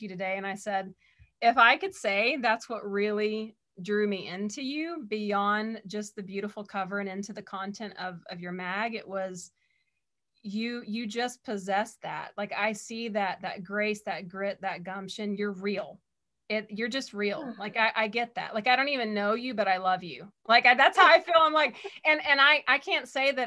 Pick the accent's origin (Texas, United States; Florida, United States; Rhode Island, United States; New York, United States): Texas, United States; born and raised in Texas